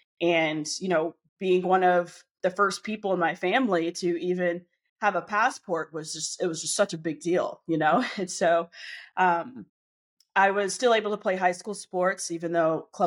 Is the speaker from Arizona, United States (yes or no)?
yes; Glendale, Arizona, United States; I grew up in Glendale, Arizona, in the United States